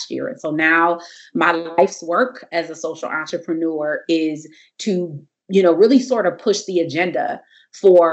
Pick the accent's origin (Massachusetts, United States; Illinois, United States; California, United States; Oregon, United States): California, United States; Compton; also born or lived in Crenshaw District, Los Angeles / Washington, D.C.; I am a Comptonian. I'm from Compton, California, and grew up out here, South Bay area in Compton.